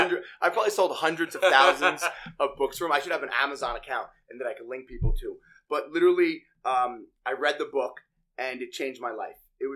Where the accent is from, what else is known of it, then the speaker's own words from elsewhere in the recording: Bellmore, New York, United States; I grew up very close to you, which we're just finding out now. I grew up in Belmore, Nassau County